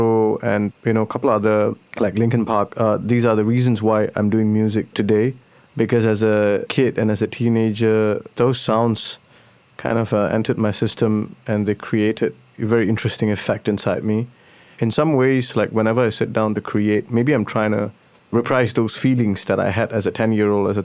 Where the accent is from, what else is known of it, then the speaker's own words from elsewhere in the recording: Singapore; Because I'm from Singapore, I'm from Southeast Asia, you see, and I'm Tamil